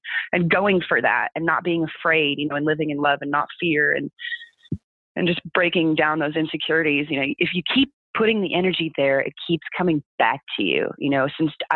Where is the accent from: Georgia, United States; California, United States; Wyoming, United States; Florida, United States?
California, United States; Southern; moved away; I'm born and raised in California, not northern, southern